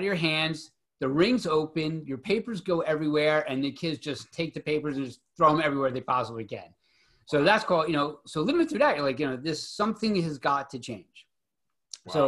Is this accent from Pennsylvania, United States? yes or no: yes; Philadelphia, Pennsylvania, United States; growing up in Philadelphia